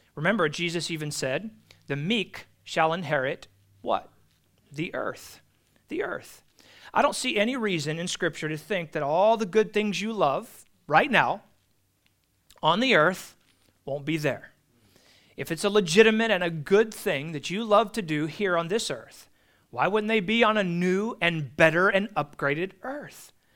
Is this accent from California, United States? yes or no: yes; California, United States; as a Californian